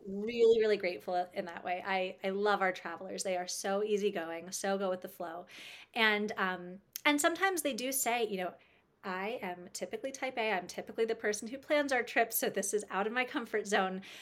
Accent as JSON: {"language": "English", "country": "United States", "tie": "born or raised there", "said": "growing up in the States"}